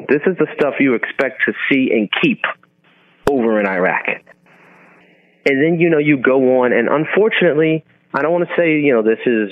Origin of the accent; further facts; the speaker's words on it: United States; as an American serving war